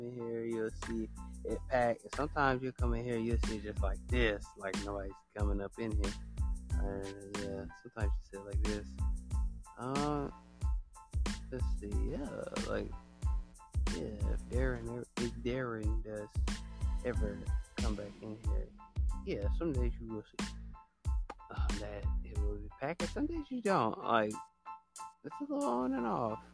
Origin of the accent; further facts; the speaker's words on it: the South, United States; I'm from the South.